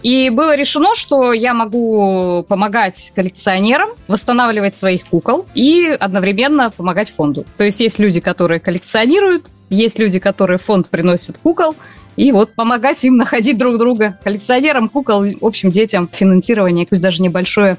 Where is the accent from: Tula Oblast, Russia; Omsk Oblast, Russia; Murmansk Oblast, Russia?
Murmansk Oblast, Russia; now in Voronezh, Russia; Я родилась э, в Мурманской области, переехала 18 лет назад в Воронеж